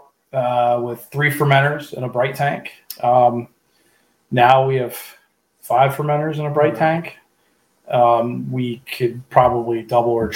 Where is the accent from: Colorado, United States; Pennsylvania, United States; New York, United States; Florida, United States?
Pennsylvania, United States; Pittsburgh; now in Central Pennsylvania, United States; I'm originally from the Pittsburgh area